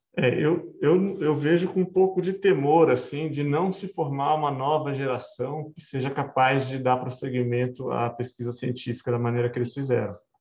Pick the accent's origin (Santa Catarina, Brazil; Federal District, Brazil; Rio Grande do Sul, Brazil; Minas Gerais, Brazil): Minas Gerais, Brazil; Varginha; now in São Paulo, Brazil; eu fui criado em Varginha